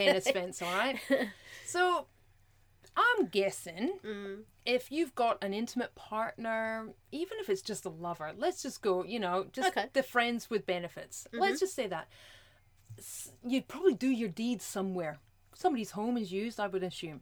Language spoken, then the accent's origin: English; Scotland, United Kingdom; I'm Scottish, I roll my R's